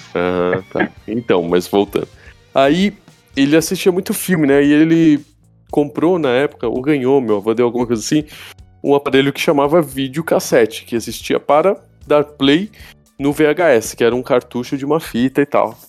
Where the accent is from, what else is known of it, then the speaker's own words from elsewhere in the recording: São Paulo, Brazil; Eu moro, sou de São Paulo, né? Moro, nasci, moro aqui.